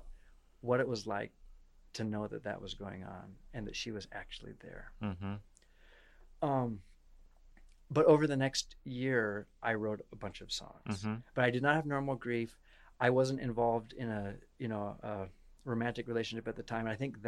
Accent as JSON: {"language": "English", "region": "Iowa", "country": "United States", "said": "from Iowa. I'm from Iowa"}